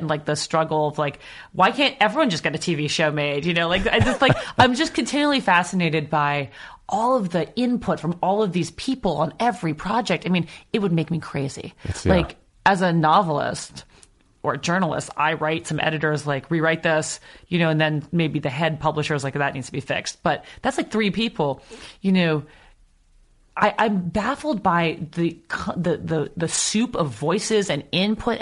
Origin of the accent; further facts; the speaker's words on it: New York City, New York, United States; moved away as an adult; also born or lived in Amsterdam / The Hague; now in Los Angeles, United States; I grew up in Brooklyn and I know it really, really well.